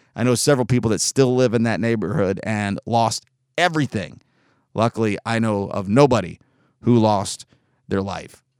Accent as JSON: {"language": "English", "town": "Collegedale", "region": "Tennessee", "country": "United States", "tie": "born or raised there", "also_born_or_lived": "Chattanooga, Tennessee", "said": "I grew up in Collegedale, Ottawa, Appleson, East Brainerd"}